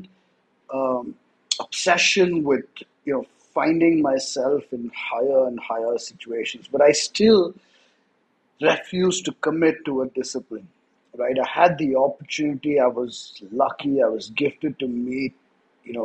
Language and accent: English; India; first language English; I grew up in India. I'm an Indian. I was born Indian. But I grew up in a city.